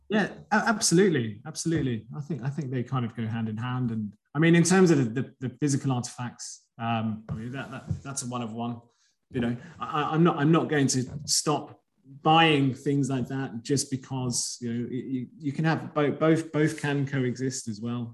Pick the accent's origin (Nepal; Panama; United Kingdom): United Kingdom; England; also born or lived in Greece; I was born in Greece, but I've grown up in England